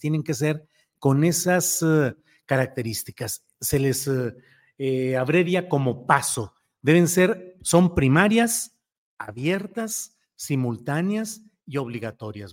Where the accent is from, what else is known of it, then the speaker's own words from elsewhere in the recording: Torreón, Coahuila, Mexico; moved away; soy puro lagunero de acá de Torreón